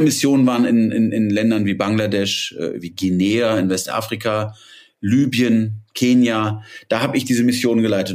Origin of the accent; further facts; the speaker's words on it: Rhineland, Germany; ich bin ja Rheinländer